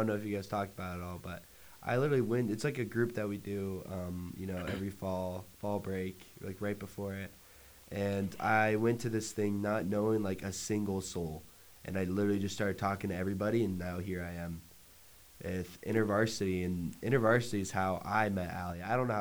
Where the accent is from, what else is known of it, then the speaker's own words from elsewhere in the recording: Collinwood Heights, Utah, United States; I'm from Collinwood Heights, Utah. I lived there like my entire life in the exact same house